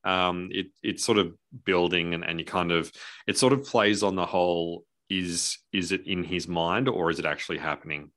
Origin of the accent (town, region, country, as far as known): Australia